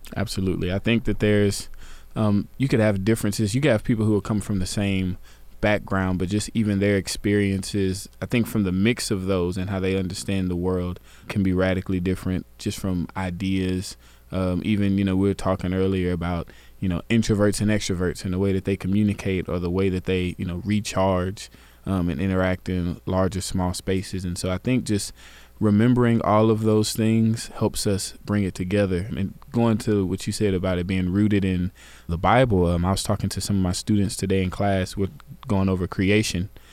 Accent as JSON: {"language": "English", "town": "Garland", "region": "Texas", "country": "United States", "said": "I'm from Garland, Texas"}